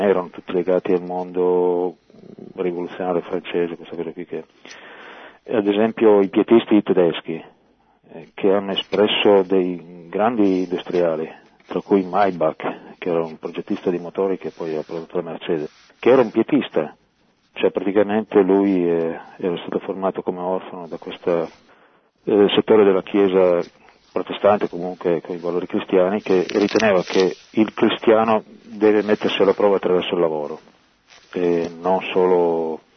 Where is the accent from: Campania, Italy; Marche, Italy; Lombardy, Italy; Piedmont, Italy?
Piedmont, Italy; Monferrato; now in Turin, Italy; Io però sono da Monferrato